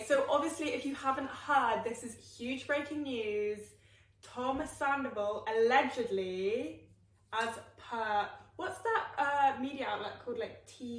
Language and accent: English; United Kingdom; also born or lived in London; I am British through and through. But we're both living in London.